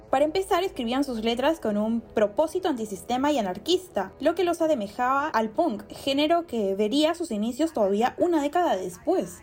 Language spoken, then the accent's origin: Spanish; Peru; como peruanos